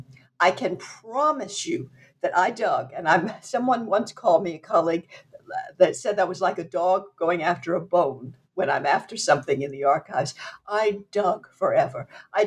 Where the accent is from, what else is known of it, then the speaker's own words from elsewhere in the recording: Southwest Louisiana, United States; I grew up in Southwest Louisiana. I grew up in a French family